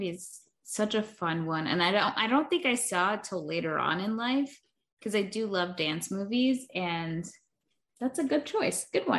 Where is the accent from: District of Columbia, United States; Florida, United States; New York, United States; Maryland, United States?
Florida, United States; we grew up in Florida. I still live here.